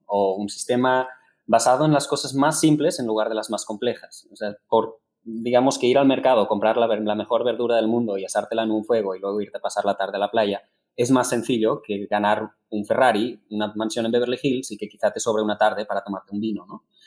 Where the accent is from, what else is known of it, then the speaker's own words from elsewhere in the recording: Spain; now in Mexico; como buenos españoles